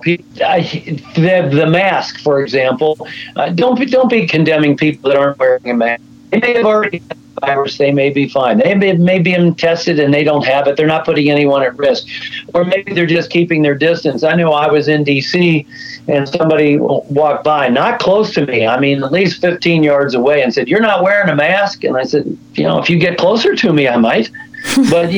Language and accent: English; United States; as American people